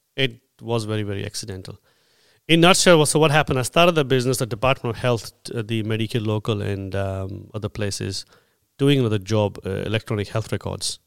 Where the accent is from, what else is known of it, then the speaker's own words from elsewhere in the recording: India; now in Australia; I'm an Indian